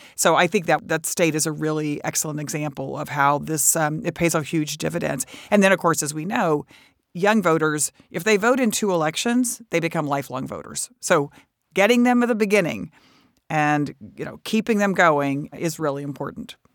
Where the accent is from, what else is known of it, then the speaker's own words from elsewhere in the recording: Texas, United States; I come from Texas